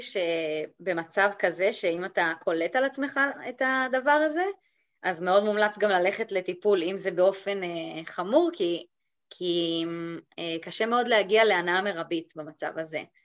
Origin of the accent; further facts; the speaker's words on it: Golan Heights, Israel; now in Madrid, Spain; אני, אה, במקור מהגולן, וכיום חיה ב, במדריד, המהממת בספרד.